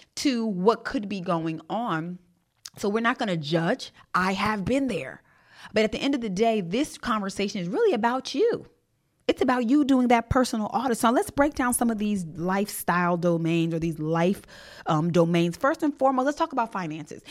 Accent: Jamaica; I'm Jamaican

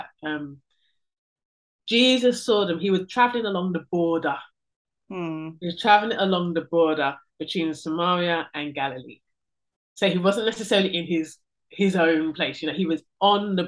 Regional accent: London, United Kingdom; I'm first generation born here in this country

